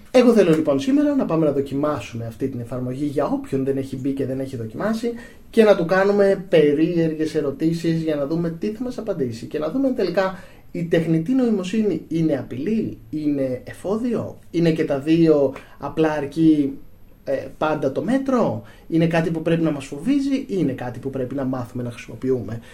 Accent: Greece

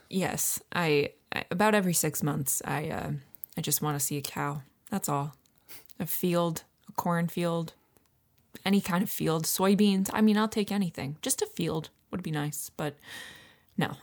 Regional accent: Finger Lakes, New York, United States; moved away as an adult; also born or lived in Syracuse, United States; now in Philadelphia, United States; I'm from the Finger Lakes

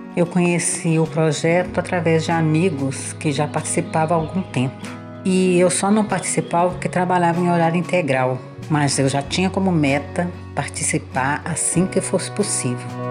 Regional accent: Ouro Preto, Minas Gerais, Brazil; sou de Ouro Preto, tenho 41 anos

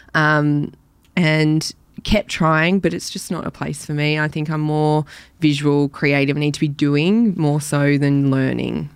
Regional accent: Elwood, Victoria, Australia; also born or lived in Black Rock; I grew up in Elwood initially until I was about thirteen, and then down to Black Rock, um, where I still live now.

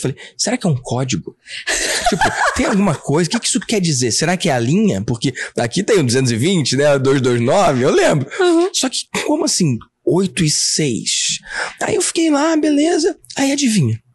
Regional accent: Rio de Janeiro, Brazil; eu sou nascido e criado na Tijuca

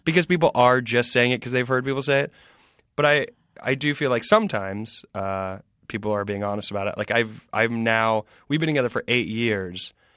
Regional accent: the South, United States; growing up in the South

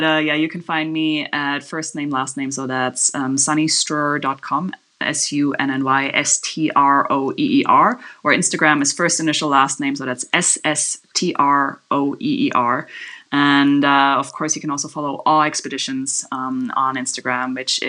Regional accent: Germany; now in Kanab, United States; I'm from Germany originally

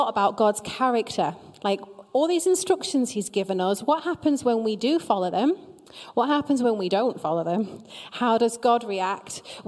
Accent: Preston, North West England, United Kingdom; I am from Preston

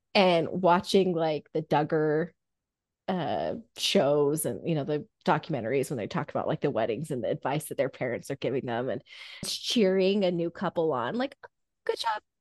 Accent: Indiana, United States; Growing up in Indiana

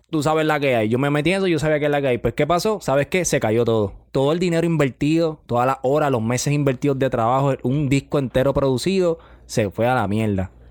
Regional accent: Carolina, Puerto Rico; Soy de Carolina, papi.

